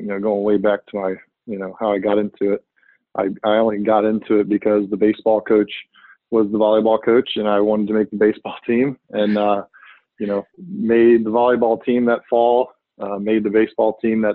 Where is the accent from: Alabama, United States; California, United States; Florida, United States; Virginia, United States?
Virginia, United States; I grew up in Virginia. I'm a Virginia resident, native